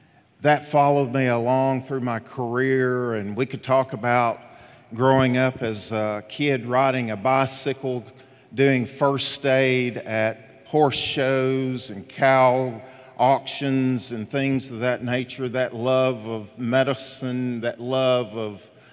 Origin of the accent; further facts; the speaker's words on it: Jacks Creek, Tennessee, United States; a little boy, an only child, growing up. His parents had him at age 40. Growing up in Jacks Creek, Tennessee. If you guys knew how I grew up in a little shotgun home